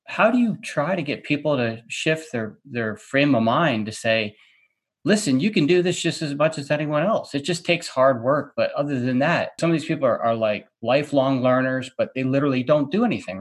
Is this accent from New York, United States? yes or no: yes; New York, United States; moved away; I grew up on the East Coast, so I'm from New York originally.